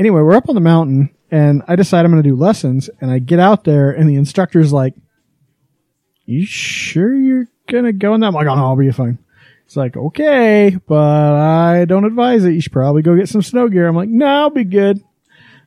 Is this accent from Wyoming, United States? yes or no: yes; Wyoming, United States; moved away as an adult; also born or lived in Texas; now in Utah, United States; I grew up in Wyoming, mostly